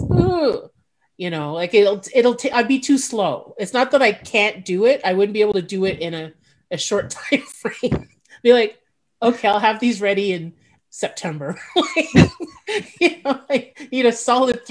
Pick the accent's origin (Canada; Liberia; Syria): Canada; Montreal, Quebec; now in Ottawa, Canada; I'm from Montreal, so I stayed at my sister's house.